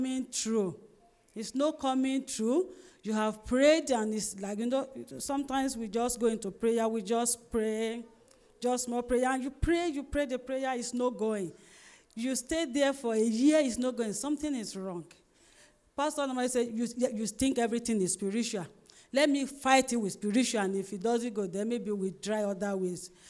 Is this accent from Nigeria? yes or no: yes; Ondo, Nigeria; I'm from Ondo State